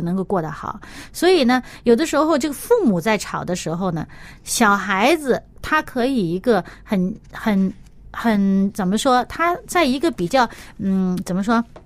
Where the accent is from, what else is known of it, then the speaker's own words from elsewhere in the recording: China; 我们中国人有一句话，呃，叫做“人贵有自知之明“